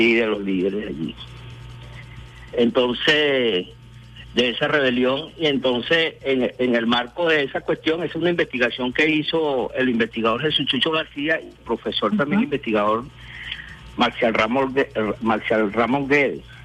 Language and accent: Spanish; Caracas, Capital District, Venezuela; mi parroquia, San Agustín, de donde yo soy.